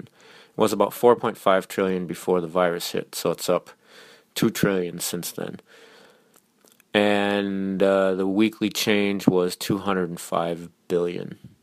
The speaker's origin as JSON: {"language": "English", "region": "Minnesota", "country": "United States", "said": "I'm from Minnesota"}